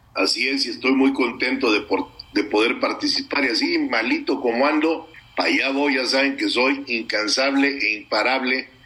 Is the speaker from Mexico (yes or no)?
yes; Mexico; como mexicano